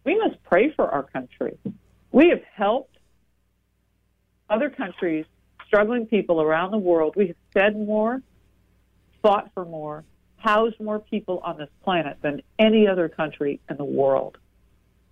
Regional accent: New Jersey, United States; In my home state of New Jersey

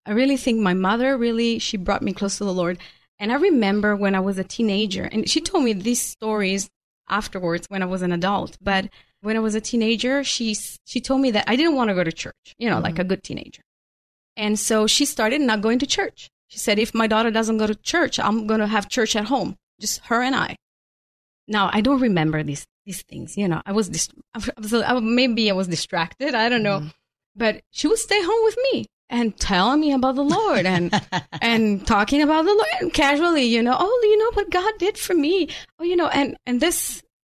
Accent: Venice, Veneto, Italy; moved away as an adult; also born or lived in Houston area, United States; now in Houston, United States; I was born and raised in Italy, in the northern part of the country, in Venice

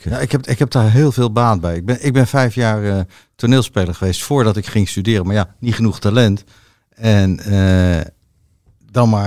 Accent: The Hague, South Holland, Netherlands; Maar eigenlijk, ik kom uit Den Haag, zeggen wij crème de la crème.

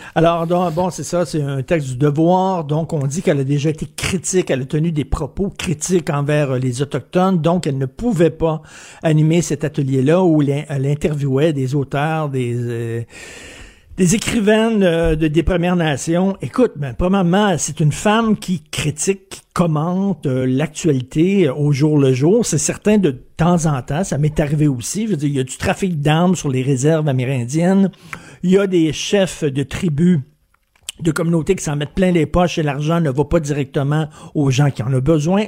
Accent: Quebec, Canada; je suis québécois

